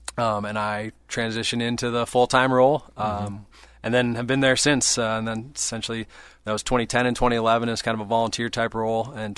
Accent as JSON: {"language": "English", "town": "Iowa City", "region": "Iowa", "country": "United States", "tie": "born or raised there", "also_born_or_lived": "Winona, Minnesota", "moved": "as an adult", "lives_now": "Eau Claire, United States", "said": "born and raised in Iowa City, Iowa, and I've had that struggle living in Winona, and I know I will in Eau Claire as well."}